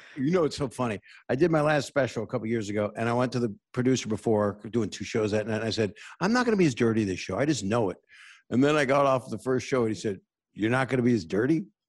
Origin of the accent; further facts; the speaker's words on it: Norfolk, Virginia, United States; I grew up in Norfolk, Virginia